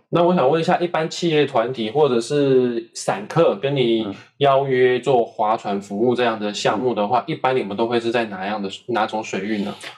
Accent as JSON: {"language": "Chinese", "country": "Taiwan", "said": "我们台湾人"}